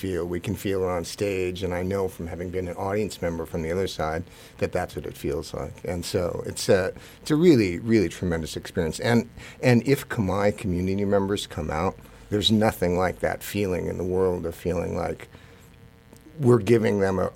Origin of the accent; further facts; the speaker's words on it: United States; I'm Japanese American